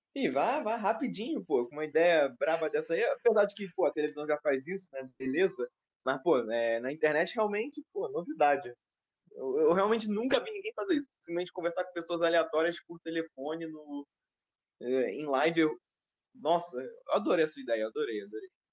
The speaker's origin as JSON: {"language": "Portuguese", "region": "Rio de Janeiro", "country": "Brazil", "said": "sou daqui do Rio de Janeiro"}